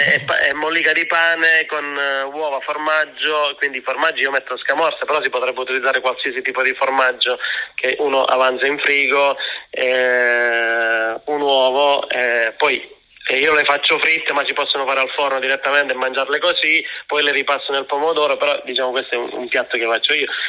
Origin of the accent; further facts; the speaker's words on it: Basilicata, Italy; io sono lucano